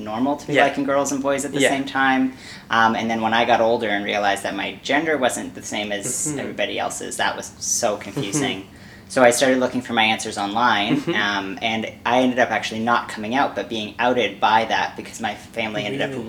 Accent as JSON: {"language": "English", "town": "Winnipeg", "region": "Manitoba", "country": "Canada", "tie": "born or raised there", "moved": "yes", "lives_now": "Toronto, Canada", "said": "I was born in Winnipeg, Manitoba"}